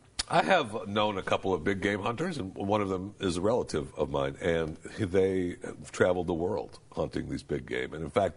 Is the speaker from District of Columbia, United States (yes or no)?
no; Michigan, United States; I grew up in Michigan.